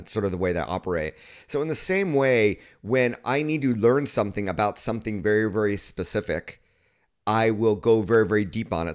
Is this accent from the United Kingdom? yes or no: no; Southern California, United States; moved away as an adult; also born or lived in Kyoto, Japan; I grew up in an area in Southern California where most of my friends were Asian American